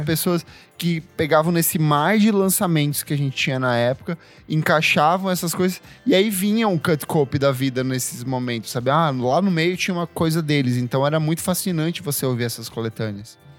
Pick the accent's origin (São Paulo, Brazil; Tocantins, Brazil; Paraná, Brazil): Paraná, Brazil; interior of; eu sou do interior do, do, do Paraná